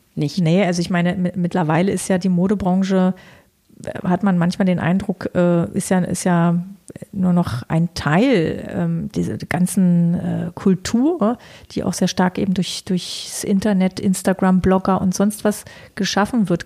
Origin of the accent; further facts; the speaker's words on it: Berlin, Germany; freie Schnauze, wie man so als Berliner halt so ist